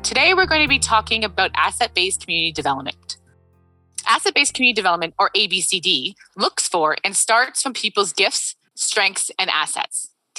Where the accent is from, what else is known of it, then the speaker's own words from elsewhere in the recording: Canada; … is also a fellow Canadian who lives in North Vancouver.